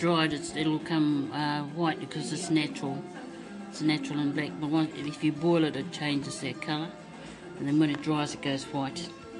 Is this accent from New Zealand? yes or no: yes; Wairoa, Hawke's Bay, New Zealand; moved away; also born or lived in Kapiti; born in Wairoa, Karangunu, lived in Kapiti for 10, 11 years, Yeah, of a family of 10.